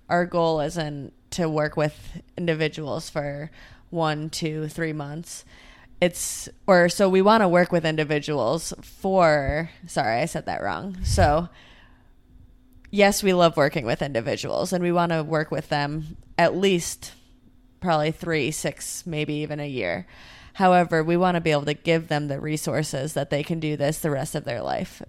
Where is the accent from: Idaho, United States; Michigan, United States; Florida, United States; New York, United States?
New York, United States; Rochester; I'm from Rochester, New York, also kind of in the middle of nowhere